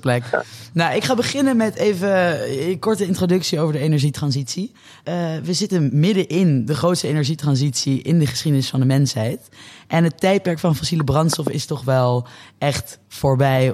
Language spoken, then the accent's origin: Dutch; Netherlands; als Nederlanders zijn we